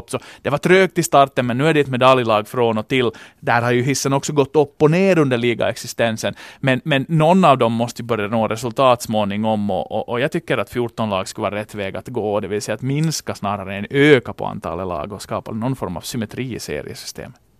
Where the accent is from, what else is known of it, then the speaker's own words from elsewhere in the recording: Finland; Och för tillfället som finländare, så man kan inte gå förbi den här kampen om Maurice Richard-trofén